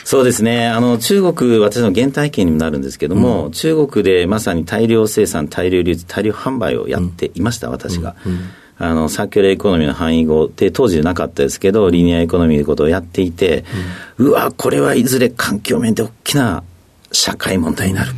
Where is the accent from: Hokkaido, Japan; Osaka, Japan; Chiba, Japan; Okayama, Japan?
Osaka, Japan; Toyonaka; 大阪の豊中っていうとこ出身です。